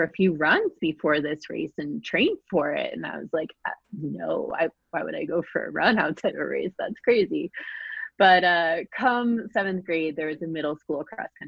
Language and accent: English; Anchorage, Alaska, United States; I grew up in Anchorage, Alaska.